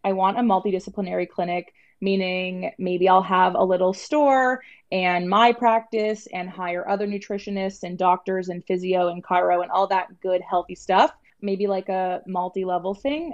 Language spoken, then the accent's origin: English; Toronto, Ontario, Canada; I am from Toronto, Ontario